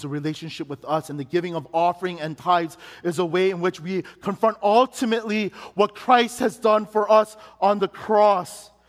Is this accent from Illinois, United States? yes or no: yes; Chicago, Illinois, United States; we had it in Chicago, and it was at the church that I grew up in Chicago.